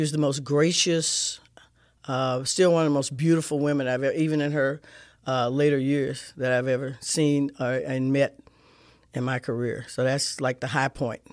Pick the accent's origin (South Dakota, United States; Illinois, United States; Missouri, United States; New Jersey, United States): Missouri, United States; St. Louis; I grew up kid in Saint Louis, in the city